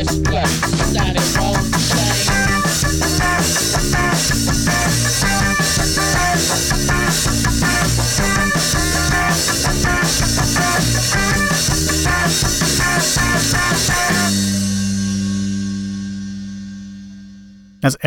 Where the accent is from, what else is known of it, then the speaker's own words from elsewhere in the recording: Scotland, United Kingdom; also born or lived in Newcastle, England / Edinburgh; when I was about 6 or 7, we moved up to Scotland